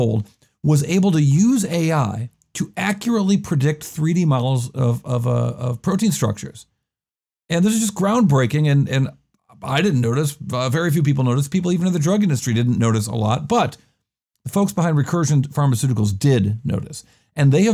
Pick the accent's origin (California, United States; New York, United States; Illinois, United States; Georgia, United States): New York, United States; Rochester; moved away; I am in my hometown of Rochester, New York